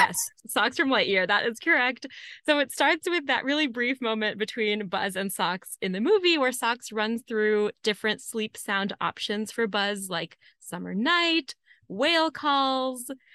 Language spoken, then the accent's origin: English; Amarillo, Texas, United States; my hometown, Amarillo, Texas